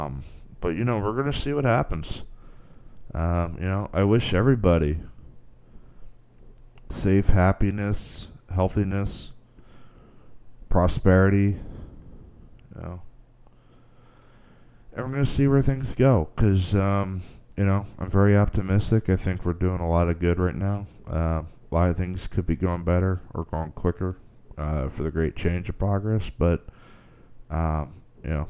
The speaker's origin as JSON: {"language": "English", "country": "United States", "said": "I'm an American"}